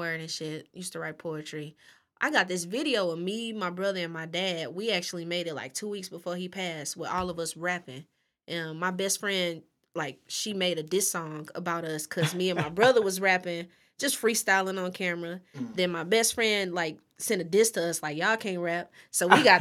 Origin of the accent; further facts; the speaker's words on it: North County, Missouri, United States; also born or lived in University City; I was born in North County